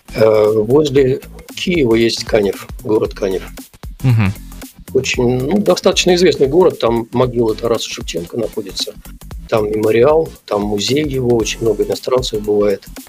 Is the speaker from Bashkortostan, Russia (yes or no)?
yes; Belebey, Bashkortostan, Russia; also born or lived in Kazakhstan; первые мои воспоминания это вот с того города, вот, в котором я сейчас живу, это город Белебей